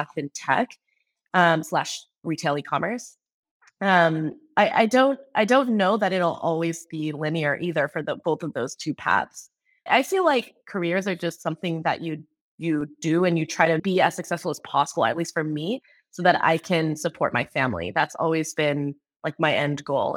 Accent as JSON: {"language": "English", "area": "Bay Area", "region": "California", "country": "United States", "tie": "born or raised there", "also_born_or_lived": "Seattle", "said": "I was born and raised in the Bay Area, went to a Catholic school all my life in the Bay Area"}